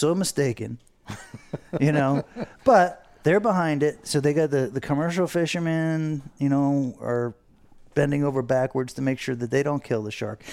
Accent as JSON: {"language": "English", "town": "Fort Lauderdale", "region": "Florida", "country": "United States", "tie": "born or raised there", "said": "we grew up here in Fort Lauderdale"}